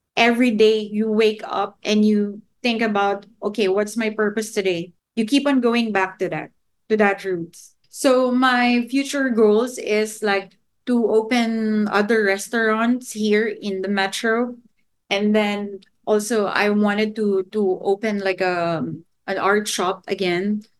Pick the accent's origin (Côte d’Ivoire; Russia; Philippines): Philippines; my home country